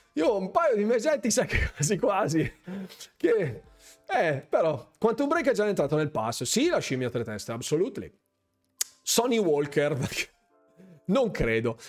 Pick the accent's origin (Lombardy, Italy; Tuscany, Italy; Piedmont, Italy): Lombardy, Italy; Bergamo; io sono di Bergamo